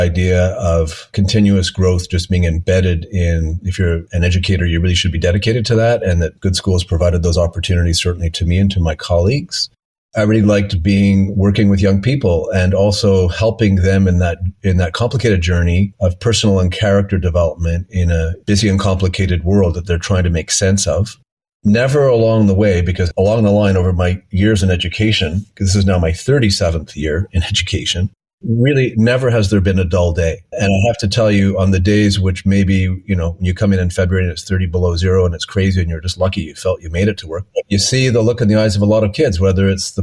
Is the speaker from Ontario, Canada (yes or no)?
no; Montreal, Quebec, Canada; also born or lived in Geneva, Switzerland; I grew up in Montreal.